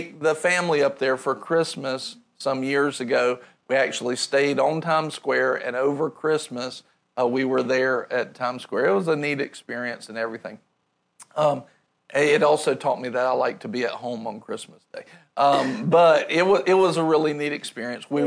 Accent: rural North Carolina, United States; I grew up in rural North Carolina

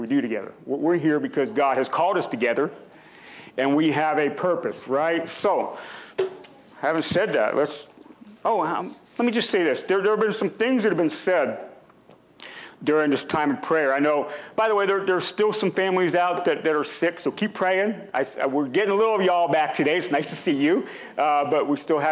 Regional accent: Pennsylvania, United States; now in Ohio, United States; I grew up in Pennsylvania

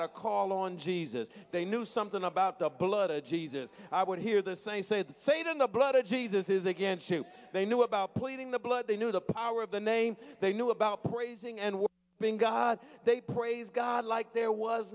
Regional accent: New Jersey, United States; when I was growing up in New Jersey

